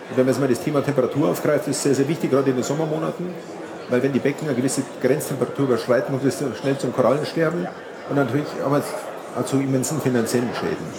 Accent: Munich, Bavaria, Germany; ich komme aus München

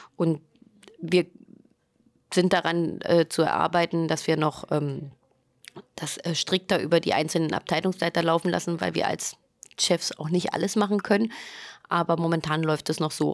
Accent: East Germany, Germany; wir sind in der DDR sozusagen groß geworden

